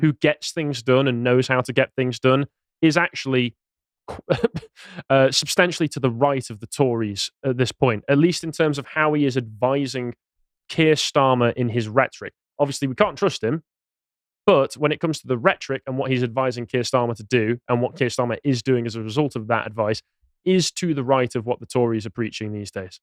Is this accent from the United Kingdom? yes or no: yes; England, United Kingdom; as an Englishman